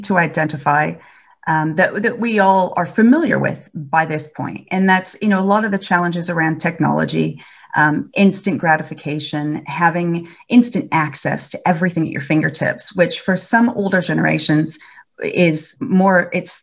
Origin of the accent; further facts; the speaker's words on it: California, United States; moved away as an adult; now in Melbourne, Australia; I'm originally from California and I've lived in Melbourne for about 12 years now